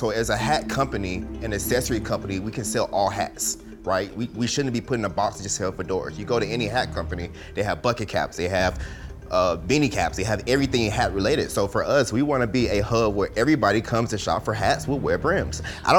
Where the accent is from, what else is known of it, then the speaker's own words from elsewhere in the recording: Atlanta, Georgia, United States; I'm from Atlanta, Georgia, East Side.